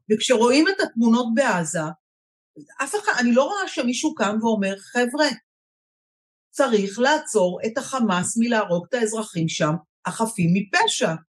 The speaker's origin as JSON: {"language": "Hebrew", "country": "Israel", "said": "אני בעיקר ישראלית, דור שלישי בארץ, והכי הכי ישראלית שיש, דור שני"}